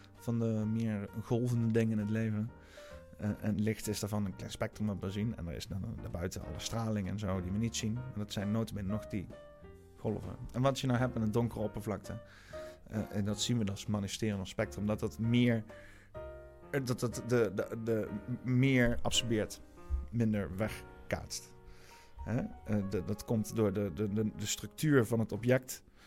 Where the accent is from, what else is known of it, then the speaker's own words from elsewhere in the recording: Netherlands; dat ik een Nederlander ben